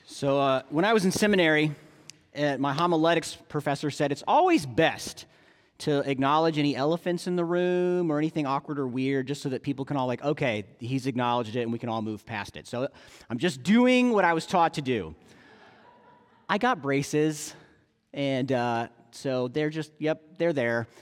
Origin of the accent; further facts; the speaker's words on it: United States; we American evangelicals